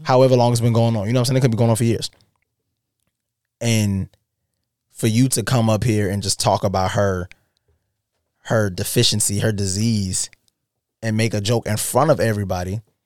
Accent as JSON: {"language": "English", "region": "South Carolina", "country": "United States", "said": "we're from South Carolina"}